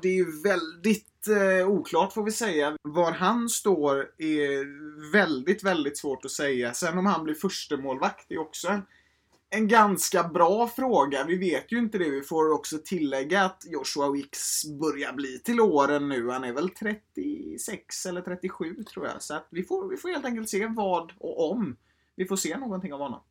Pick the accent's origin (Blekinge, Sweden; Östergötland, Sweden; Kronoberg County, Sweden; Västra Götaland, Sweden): Västra Götaland, Sweden; Gothenburg; Jag är 18 år, från Göteborg